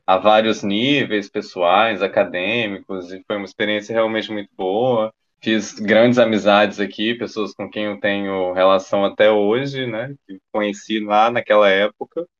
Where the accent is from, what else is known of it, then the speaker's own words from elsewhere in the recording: Governador Valadares, Minas Gerais, Brazil; moved away as an adult; also born or lived in Belo Horizonte, Brazil; now in Porto, Portugal; sou de uma cidade no interior de Minas Gerais chamada Governador Valadares